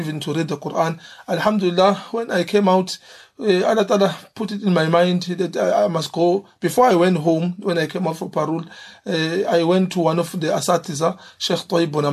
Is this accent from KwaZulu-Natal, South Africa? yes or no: yes; Umlazi, KwaZulu-Natal, South Africa; I grew up in Amlazi. And I did my schooling there, even my high school.